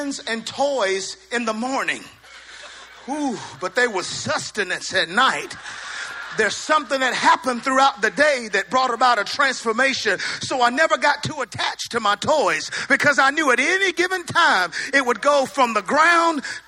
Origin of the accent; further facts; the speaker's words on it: the South, United States; accent: southern; my southern accent